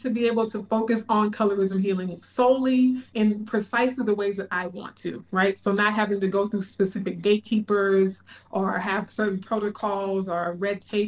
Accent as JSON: {"language": "English", "town": "Baton Rouge", "region": "Louisiana", "country": "United States", "tie": "born or raised there", "also_born_or_lived": "Bay Area, California", "moved": "as an adult", "lives_now": "Texas, United States", "said": "In my hometown of Baton Rouge"}